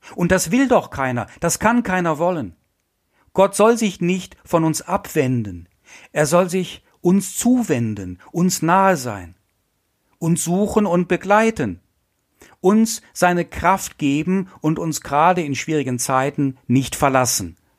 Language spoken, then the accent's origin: German; Essen, North Rhine-Westphalia, Germany; Ich komme ja aus Essen, aus dem Ruhrgebiet